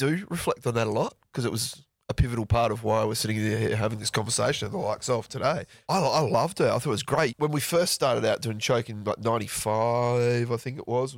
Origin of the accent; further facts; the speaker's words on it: Perth, Western Australia, Australia; in our city in Perth